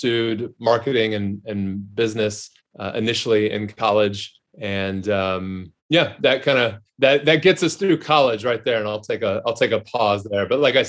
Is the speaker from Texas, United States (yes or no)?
yes; Texas, United States; also born or lived in California / Denver; Grew up in, I was born in California, grew up between Denver and then Texas.